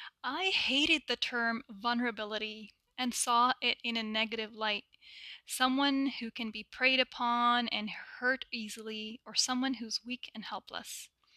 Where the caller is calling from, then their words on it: Toronto, Ontario, Canada; I'm reaching you from Toronto, Canada.